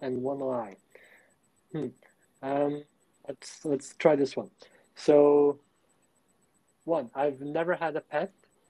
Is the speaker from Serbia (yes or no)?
yes; Vojvodina, Serbia; also born or lived in Nottingham, United Kingdom / London, United Kingdom / Budapest, Hungary; now in Germany; I'm almost 27 years old. I'm from Serbia originally. I grew up there. I was born there. So I'm also kind of Serbian by nationality, although my parents come from different part of what was Yugoslavia at the time when I was born.